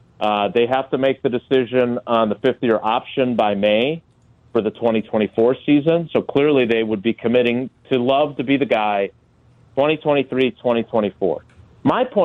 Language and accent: English; Wisconsin, United States; also born or lived in Green Bay; I grew up here in Wisconsin. I've only lived in Green Bay since I started covering the team in 96. But I was a kid in the 70s and 80s